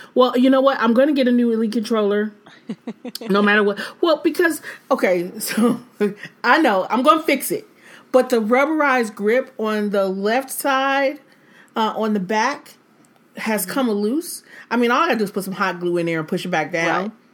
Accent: Detroit, Michigan, United States; I'm from Detroit

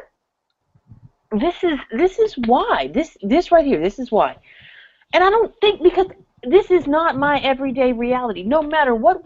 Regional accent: United States; moved away as an adult; also born or lived in Los Angeles, California / Little Rock, Arkansas; now in Indiana, United States; I grew up in Los Angeles and Little Rock

